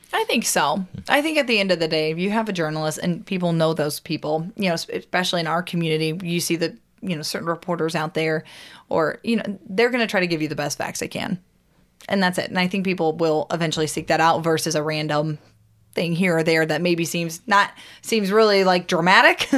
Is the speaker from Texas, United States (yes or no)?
no; Washington, Missouri, United States; my hometown. Again, Lowell, Washington, Missouri. It's outside of Saint Louis